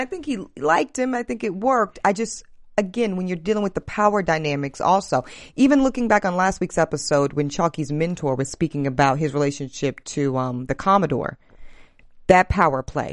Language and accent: English; the South, United States; I'm from the South